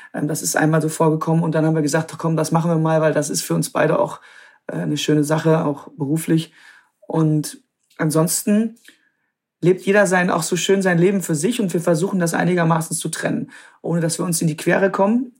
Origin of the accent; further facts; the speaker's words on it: Krefeld, North Rhine-Westphalia, Germany; also born or lived in Münster / Netherlands; Ich bin in Münster geboren, aber ich bin aufgewachsen am, am Niederrhein, also direkt an der holländischen Grenze, Krefeld, die Ecke